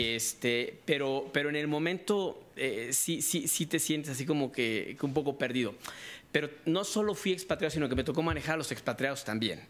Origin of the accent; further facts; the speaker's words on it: Mexico; moved away as an adult; also born or lived in United States / Boston; Yo soy mexicano, pero salí muy joven, a los 25 años